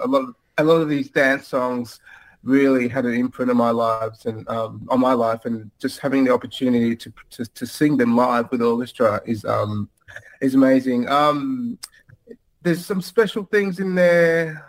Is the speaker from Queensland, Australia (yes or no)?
no; Melbourne, Victoria, Australia; Melbourne, in my hometown